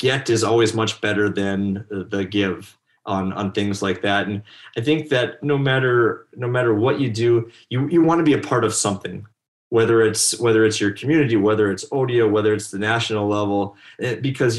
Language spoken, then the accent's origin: English; North Dakota, United States; I was one of those guys who if you're born and raised in North Dakota, most people stay here